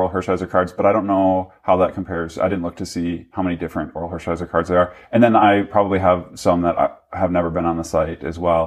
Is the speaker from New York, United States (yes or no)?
no; Minnesota, United States; I grew up in Minnesota